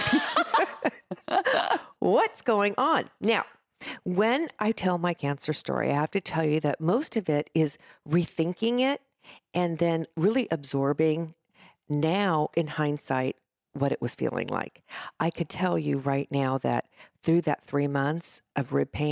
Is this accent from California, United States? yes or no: yes; California, United States; also born or lived in New Jersey; now in Laguna Beach, United States; a transplant here at age 6. So California yes